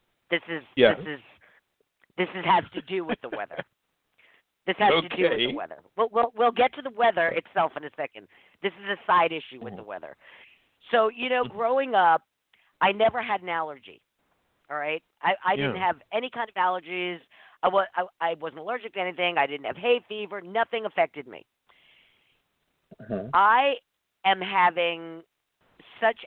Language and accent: English; East Coast, United States; now in Redondo Beach, United States; I'm from the East Coast